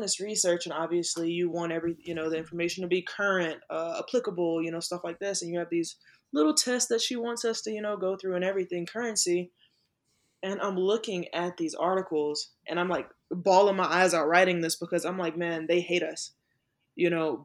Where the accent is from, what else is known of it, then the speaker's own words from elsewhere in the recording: Manning, South Carolina, United States; growing up in South Carolina, in that Confederate state